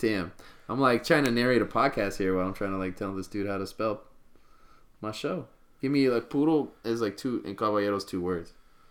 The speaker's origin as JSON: {"language": "English", "town": "Stockton", "region": "California", "country": "United States", "tie": "born or raised there", "also_born_or_lived": "Mesa, Arizona"}